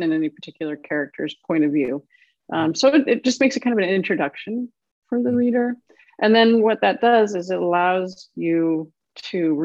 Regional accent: Illinois, United States; also born or lived in Duluth, Minnesota; now in US South; I grew up in Illinois

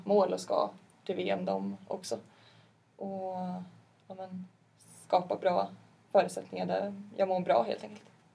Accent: Partille, Västra Götaland, Sweden; där jag är ifrån.

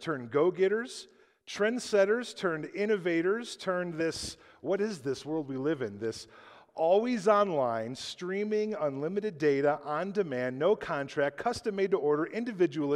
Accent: United States; who I am as an American

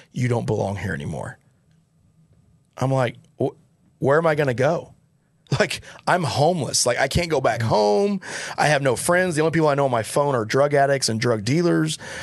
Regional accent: Joplin, Missouri, United States; moved away; I grew up in Joplin, Missouri, so that's where my stomping grounds were

